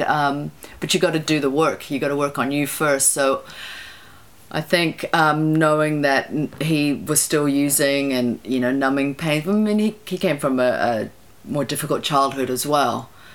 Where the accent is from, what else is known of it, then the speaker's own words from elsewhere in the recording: Wellington, New Zealand; I grew up in Plymouth or Mana, and then we moved to Hataitai